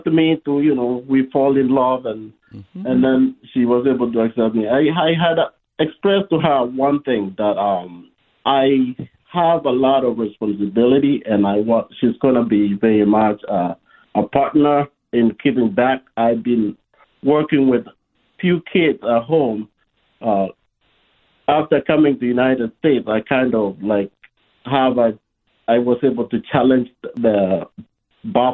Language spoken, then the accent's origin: English; Rift Valley, Kenya; now in United States; I'm originally from Kenya